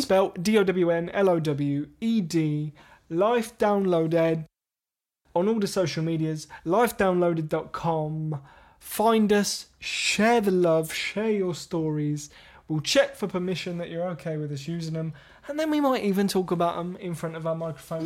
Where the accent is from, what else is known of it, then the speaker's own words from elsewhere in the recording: England, United Kingdom; We're English.